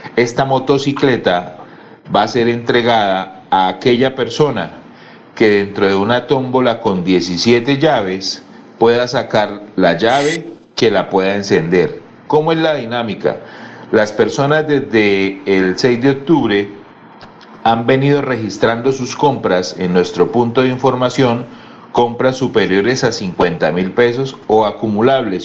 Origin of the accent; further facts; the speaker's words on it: Bucaramanga, Santander, Colombia; todos los que somos de Bucaramanga y el área de influencia